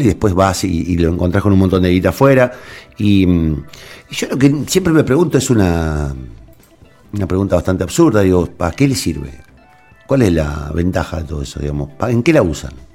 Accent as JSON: {"language": "Spanish", "country": "Argentina", "said": "¿Qué somos, digamos, los argentinos?"}